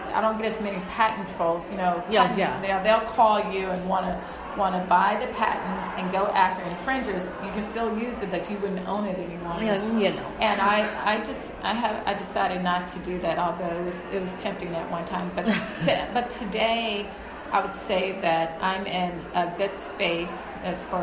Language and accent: English; Huntsville, Alabama, United States; now in Texas, United States; I grew up in Huntsville, Alabama.